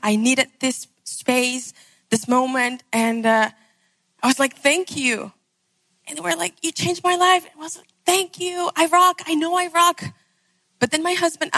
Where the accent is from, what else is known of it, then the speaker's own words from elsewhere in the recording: Venezuela; I'm from Venezuela